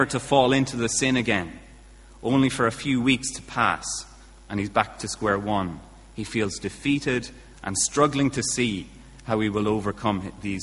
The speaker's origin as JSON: {"language": "English", "town": "Kilkenny", "region": "Leinster", "country": "Ireland", "moved": "yes", "lives_now": "Bangor, United Kingdom", "said": "my accent's not from Bangor, unless Bangorians have had a true change in their accent. I'm from Kilkenny originally"}